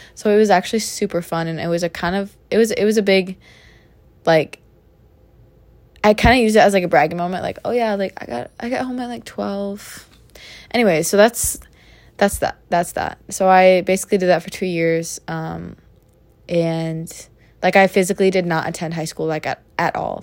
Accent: Minnesota, United States; in my home state of the great state of Minnesota

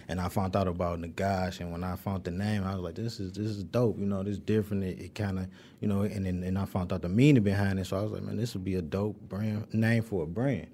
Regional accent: Detroit, Michigan, United States; I'm from the west side. I went to Northwestern and Murray Wright High School, so from the Linwood, Dexter area.

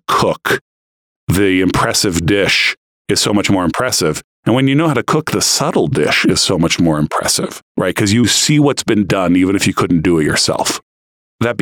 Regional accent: United States; moved away; also born or lived in Brazil; I'm American too

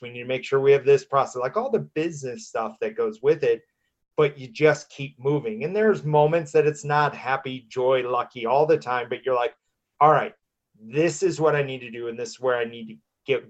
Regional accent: Midwest, United States; moved away as an adult; now in Denver, United States; I grew up in the Midwest, in the middle of the country

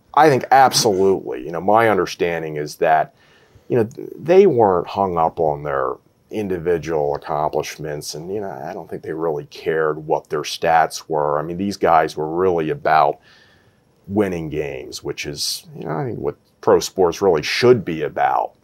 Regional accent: Philadelphia, Pennsylvania, United States; I'm a, a, Philadelphian

